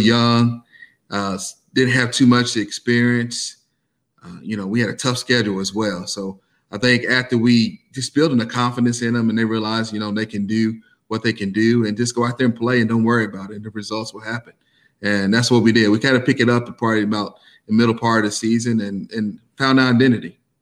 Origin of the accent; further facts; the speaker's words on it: Versailles, Kentucky, United States; I was uh, born and raised in Versailles, Kentucky